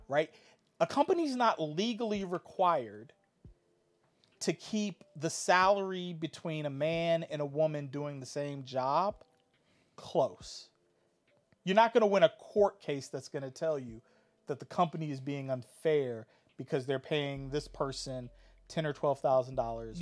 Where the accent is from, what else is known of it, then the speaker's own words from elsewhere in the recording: Hampton, Virginia, United States; I grew up in Hampton, it was black, white, and there was a mixture of like Asian ethnicity